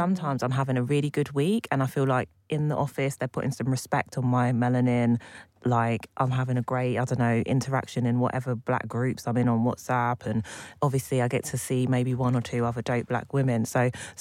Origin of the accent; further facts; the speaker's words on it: Buckinghamshire, South East England, United Kingdom; I grew up in Buckinghamshire